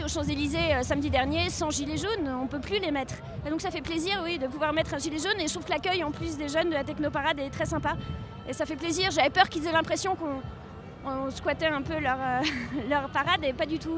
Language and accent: French; Paris, Île-de-France, France; je suis parisienne